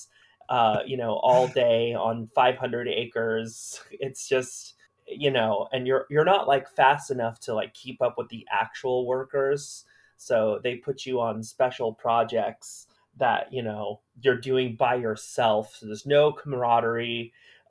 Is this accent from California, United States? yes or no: yes; Orange County, California, United States; moved away as an adult; also born or lived in Queens, New York; I grew up in Orange County predominantly